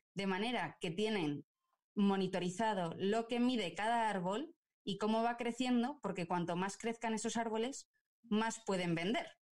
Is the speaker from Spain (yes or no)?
yes; Burgos, Castile and León, Spain; yo soy de Burgos